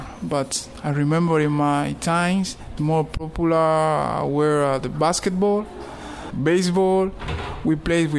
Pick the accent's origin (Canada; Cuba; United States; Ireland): Cuba; Havana; English is a second language; I born here in Havana. This is my city, my beautiful